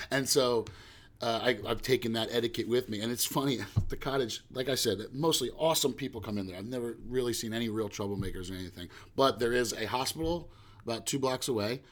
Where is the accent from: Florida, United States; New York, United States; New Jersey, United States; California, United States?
New Jersey, United States; West Orange; I was lucky enough to grow up in my hometown in West Orange in Jersey